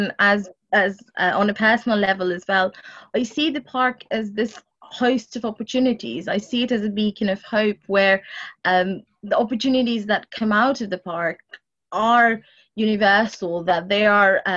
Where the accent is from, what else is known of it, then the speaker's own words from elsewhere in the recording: London, United Kingdom; I grew up in Walden Forest